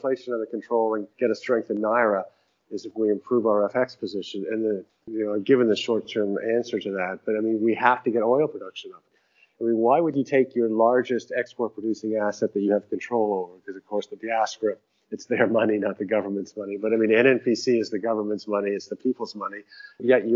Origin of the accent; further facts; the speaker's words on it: Canada; now in Nigeria; I'm a visitor and I'm Canadian